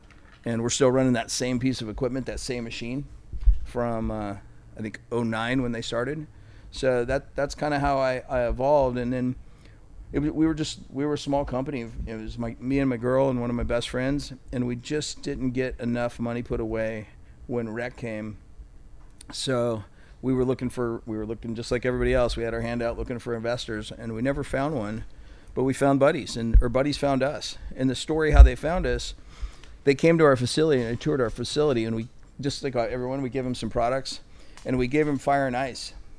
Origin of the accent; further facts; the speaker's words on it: Santa Rosa, California, United States; I'm from Northern California